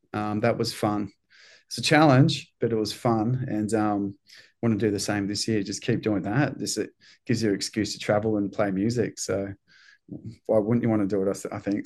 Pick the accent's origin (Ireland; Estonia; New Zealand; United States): New Zealand; now in Australia; I'm from New Zealand